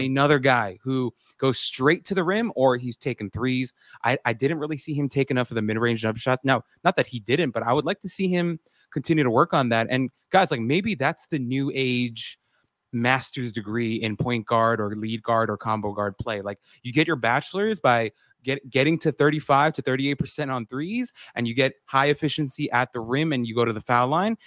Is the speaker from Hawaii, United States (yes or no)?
no; New York City, New York, United States; I grew up in Queens